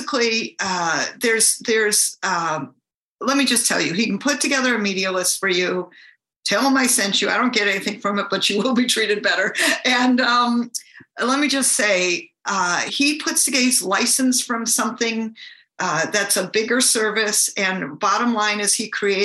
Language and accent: English; Michigan, United States; now in California, United States; I actually live in California, but I'm from Michigan.